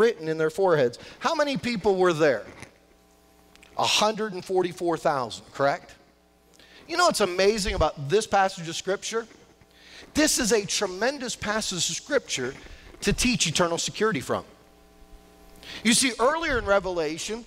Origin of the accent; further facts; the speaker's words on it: New Castle, Pennsylvania, United States; moved away as an adult; also born or lived in Washington, D.C.; now in Pittsburgh, United States; I'm from the Newcastle area, so I really didn't know anybody in the South Hills.